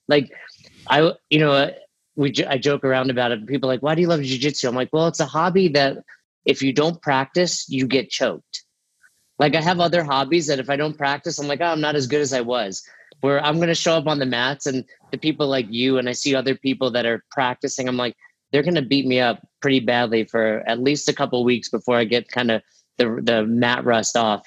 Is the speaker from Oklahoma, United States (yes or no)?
no; New York, United States; moved away as an adult; also born or lived in Florida; now in Boulder, United States; I grew up in New York